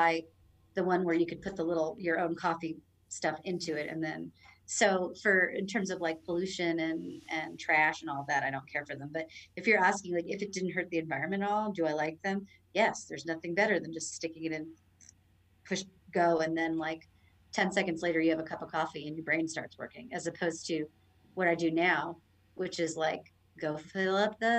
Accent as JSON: {"language": "English", "region": "Florida", "country": "United States", "tie": "born or raised there", "also_born_or_lived": "Orlando", "moved": "as an adult", "lives_now": "Mexico", "said": "I was born in Florida."}